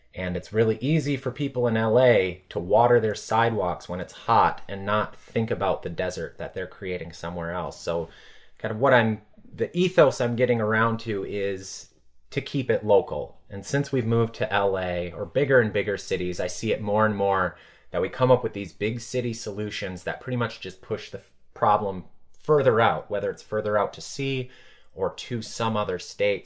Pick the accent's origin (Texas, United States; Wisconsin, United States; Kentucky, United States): Wisconsin, United States; Blue Mounds; moved away as an adult; also born or lived in Chicago / Madison, Wisconsin; now in Los Angeles, United States; I grew up in the small town of Blue Mounds, Wisconsin.